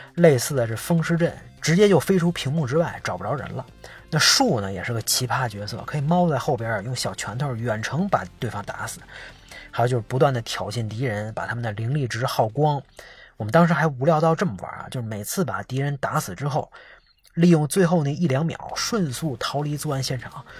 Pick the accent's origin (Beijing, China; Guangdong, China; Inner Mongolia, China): Beijing, China; 小时候在北京著名的官员批发市场，现在早拆了